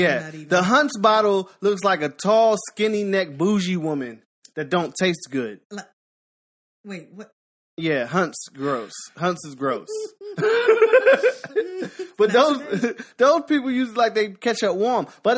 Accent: Philadelphia, Pennsylvania, United States; Well, I'm from Pennsylvania. Well

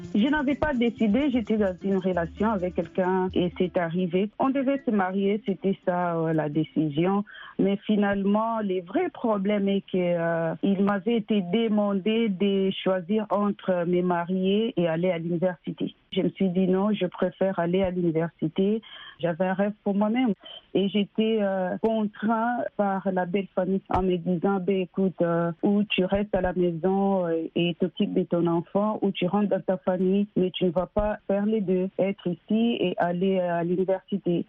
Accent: DR Congo; now in United States; Je suis née et grandie au Congo

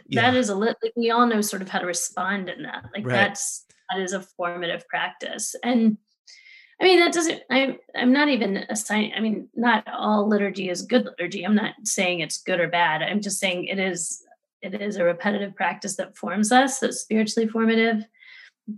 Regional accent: Texas, United States; I grew up Southern Baptist in Texas

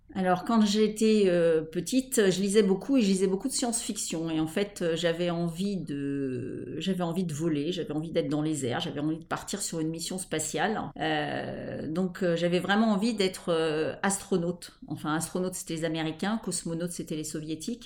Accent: Paris, Île-de-France, France; Je suis parisienne, j'ai habité Paris la plupart de, de, ma vie

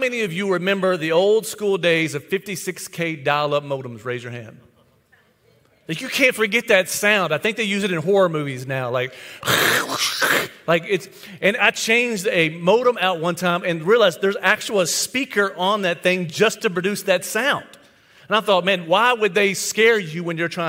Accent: White House, Tennessee, United States; my hometown, White House, Tennessee

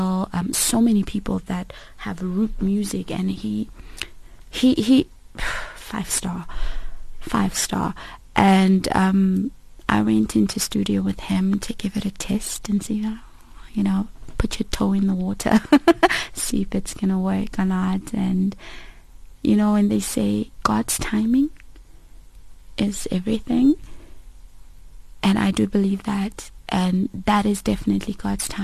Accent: South Africa; I was born and raised in South Africa with Mozambican parents and family

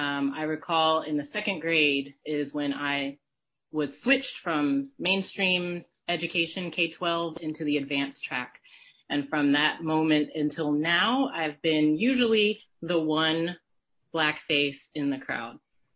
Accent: Richmond, Virginia, United States; moved away as an adult; now in Oakland, United States; I am speaking to you today from Oakland, California. But my hometown is Richmond, Virginia. It's where I was born and raised. It's where I went to PT school, and it's where I worked for the first almost decade of my career.

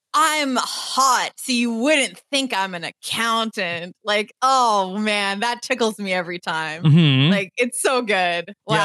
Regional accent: Michigan, United States; I'm just from Michigan.

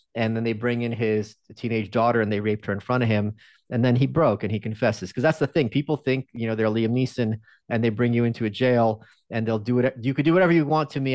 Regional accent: New York, United States; moved away as an adult; now in Austin, United States; I'm still a New Yorker, but I, I live in Austin

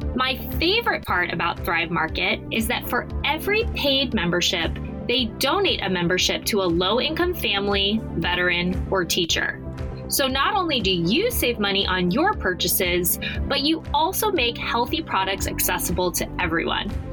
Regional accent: Arizona, United States; moved away; I'm from Arizona

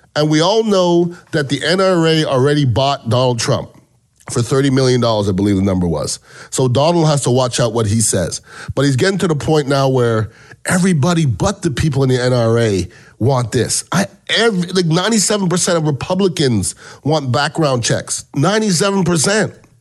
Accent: Canada; now in United States; I'm from Canada originally

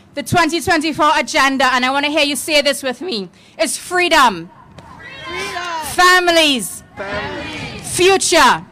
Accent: Trinidad & Tobago; now in United States; as a little girl growing up in Trinidad and Tobago

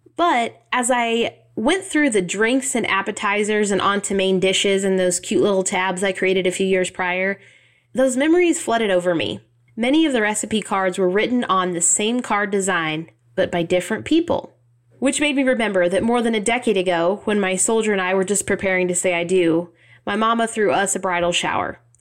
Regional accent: Southeast Kansas, United States; moved away; ladies in my hometown, our tiny little town in Southeast Kansas

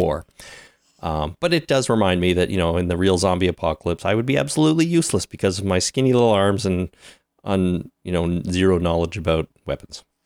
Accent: Canada; We are so Canadian.

